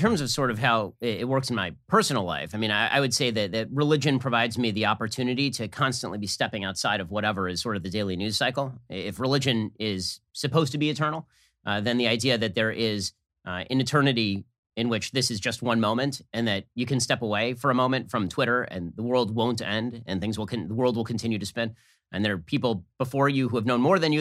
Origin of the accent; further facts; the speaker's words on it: United States; I'm from America